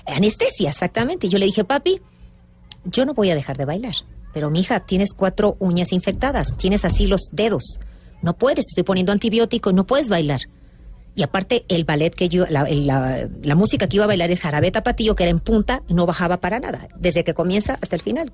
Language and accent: Spanish; Mexico; soy, costeña